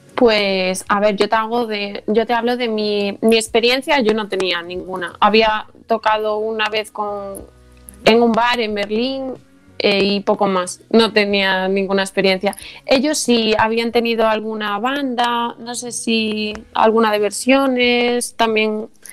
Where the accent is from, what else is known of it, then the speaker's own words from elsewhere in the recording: Carballo, Galicia, Spain; somos todos de Carvalho